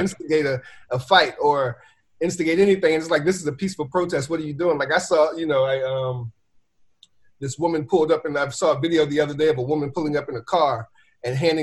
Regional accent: Virginia, United States; moved away; I'm from Virginia

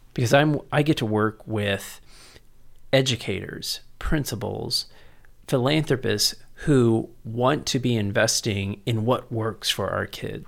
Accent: San Antonio, Texas, United States; also born or lived in College Station / San Francisco; I was born and raised here in San Antonio

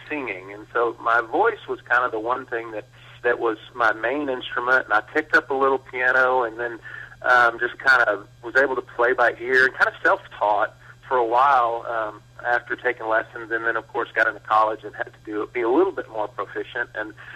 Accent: Blanco, Texas, United States; I grew up in Blanco, Texas, a small town

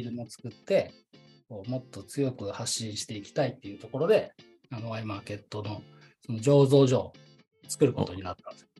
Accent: Nakatsugawa, Gifu, Japan; moved away as an adult; now in Nagoya, Japan; 岐阜県中津川市で生まれ育ちました。

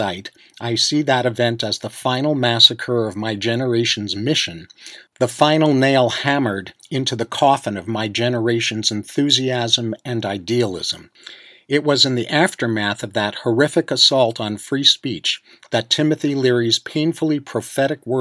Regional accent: New York, United States; Growing up in New York

